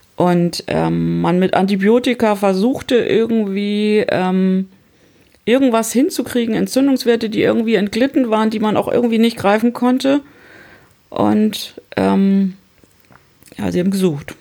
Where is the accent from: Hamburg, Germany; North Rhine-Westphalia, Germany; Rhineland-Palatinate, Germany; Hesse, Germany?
Hamburg, Germany; ich komme aus Hamburg